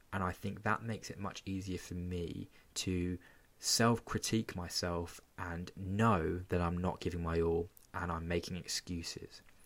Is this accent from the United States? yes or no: no; Portsmouth, South East England, United Kingdom; my hometown of Portsmouth.